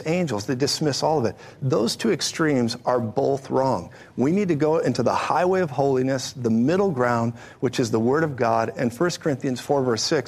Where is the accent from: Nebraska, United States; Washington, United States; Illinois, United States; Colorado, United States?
Colorado, United States; I'm from Colorado